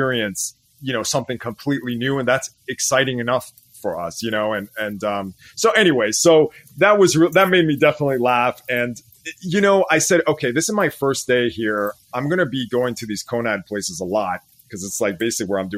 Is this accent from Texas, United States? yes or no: no; California, United States; sono armeno, I'm Armenian, vengo da California, I come from California